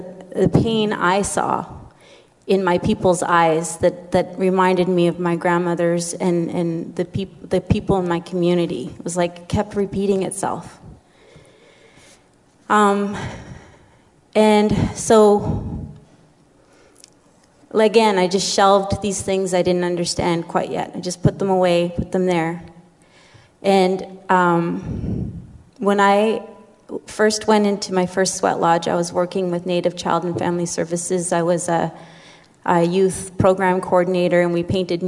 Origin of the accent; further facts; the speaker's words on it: community 4 hours north of Thunder Bay, Ontario, Canada; moved away; I come from Sulakot, which is 4 hours north of Thunder Bay.